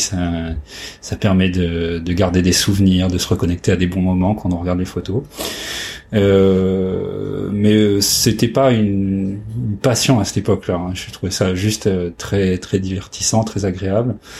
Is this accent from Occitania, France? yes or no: no; Compiègne, Hauts-de-France, France; je suis né euh, dans l'Oise, à Compiègne